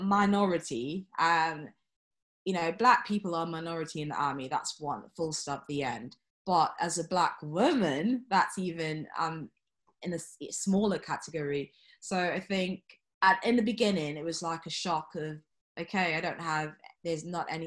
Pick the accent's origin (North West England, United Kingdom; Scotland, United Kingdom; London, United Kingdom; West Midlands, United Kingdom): London, United Kingdom; moved away as an adult; growing up in London, it's very diverse